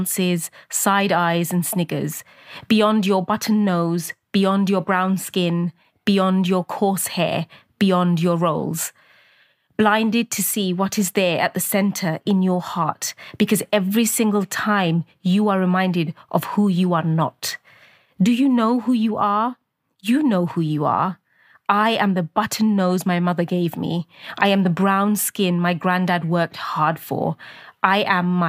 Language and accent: English; Luton, East of England, United Kingdom; from Luton.